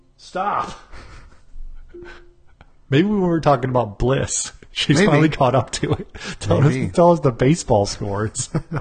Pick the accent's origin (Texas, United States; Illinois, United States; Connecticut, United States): Illinois, United States; Chicago; we're from Chicago.